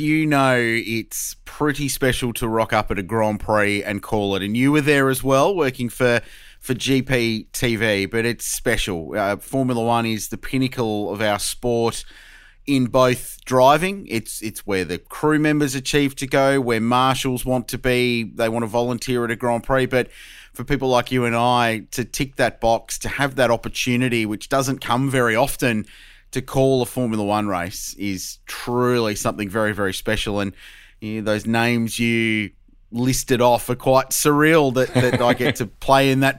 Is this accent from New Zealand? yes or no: no; Adelaide, South Australia, Australia; I grew up in Adelaide. I grew up with the Australian Grand Prix